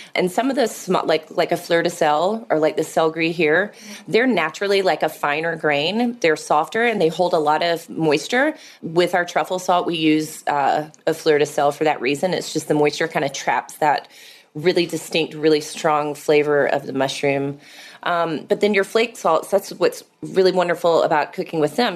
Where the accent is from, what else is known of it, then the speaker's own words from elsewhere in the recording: Atlanta, Georgia, United States; moved away; I moved back to Atlanta, my, um, my hometown